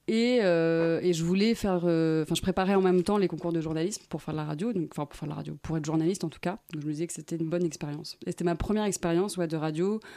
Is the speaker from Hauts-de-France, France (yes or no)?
yes; Amiens, Hauts-de-France, France; now in Paris, France; c'est ma ville natale.